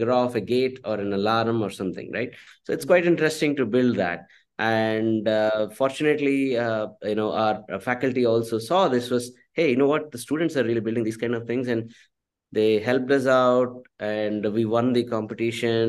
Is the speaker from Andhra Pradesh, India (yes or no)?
yes; Andhra Pradesh, India; moved away as an adult; also born or lived in Tumkur, Karnataka; my upbringing has been in Andhra Pradesh.